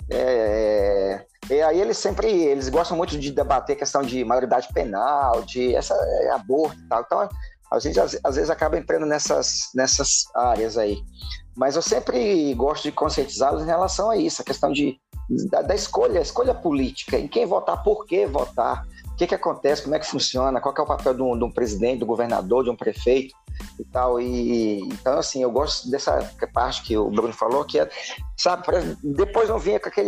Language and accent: Portuguese; Tocantins, Brazil; Como como brasileiro, eu gosto do Brasil, amo meu país, entendeu? Eu gosto muito aqui do meu estado, é, é, gosto da minha capital aqui, é quente, pega fogo, mas aqui é bom, é bonito. É Sim. entendeu? É, é, é, é, a capital mais nova do país